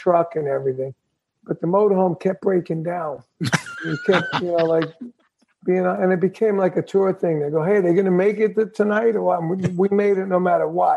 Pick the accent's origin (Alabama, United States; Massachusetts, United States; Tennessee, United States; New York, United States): New York, United States; New York City; moved away; We grew up in Brooklyn, New York, me and my brother